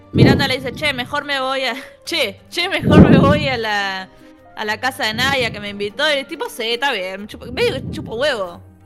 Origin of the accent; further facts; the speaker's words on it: Buenos Aires, Argentina; los porteños que no nos gusta viajar